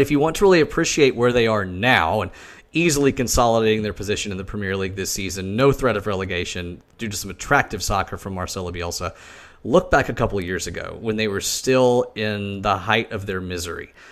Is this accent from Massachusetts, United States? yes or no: no; Knoxville, Tennessee, United States; I grew up around the University of Tennessee